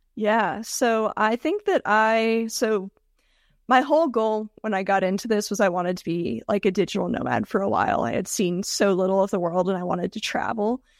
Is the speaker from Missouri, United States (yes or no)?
no; Georgia, United States; moved away as an adult; also born or lived in Tennessee; now in Denver, United States; I grew up in Georgia and moved to Tennessee for college